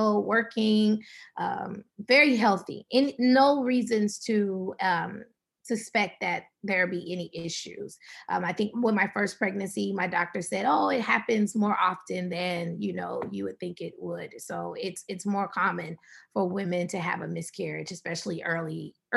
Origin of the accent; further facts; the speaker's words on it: Atlanta, Georgia, United States; moved away as an adult; also born or lived in San Rafael, California; now in San Francisco Bay Area, United States; We're originally from Atlanta, Georgia, and we moved to the Bay Area of California, right outside of San Francisco about 2.5 years ago